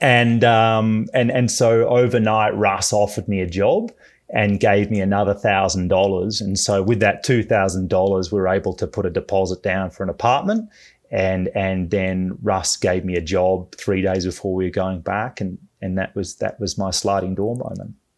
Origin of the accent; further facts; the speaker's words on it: Melbourne, Victoria, Australia; moved away as an adult; also born or lived in Bay Area; now in United States; I'm from Melbourne, Australia.